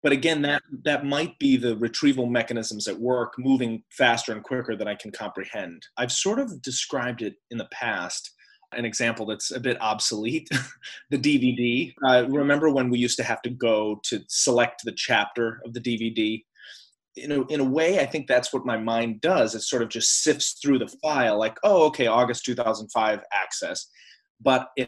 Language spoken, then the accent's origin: English; Ohio, United States; moved away as an adult; now in New York, United States; I am from the American Midwest, so I grew up in Ohio and came to New York for college, and I've been living in New York ever since